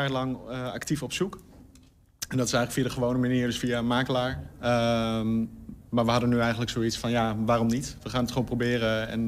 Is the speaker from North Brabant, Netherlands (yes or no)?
no; Hengelo, Overijssel, Netherlands; Ik kom oorspronkelijk uit Hengelo, ja.